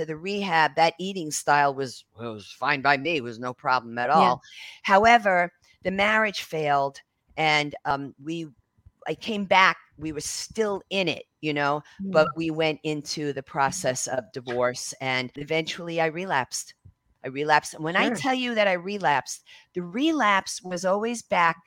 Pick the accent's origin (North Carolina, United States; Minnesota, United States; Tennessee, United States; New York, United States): New York, United States; New York City; being American Italian, being from Brooklyn